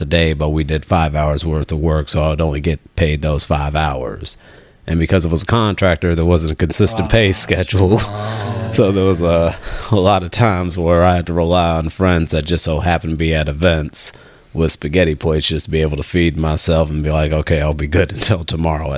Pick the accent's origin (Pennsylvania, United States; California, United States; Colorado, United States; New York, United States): California, United States; Richmond; I'm from here